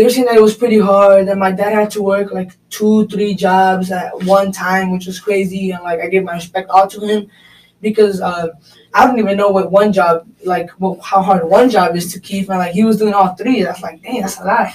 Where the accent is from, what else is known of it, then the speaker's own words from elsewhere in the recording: Chicago, Illinois, United States; I was born here in America